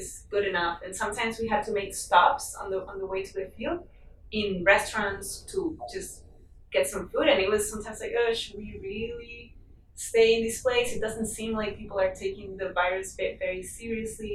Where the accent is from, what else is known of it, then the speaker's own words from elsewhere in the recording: Lima, Peru; moved away; I grew up in Lima, which is very, very mild weather year round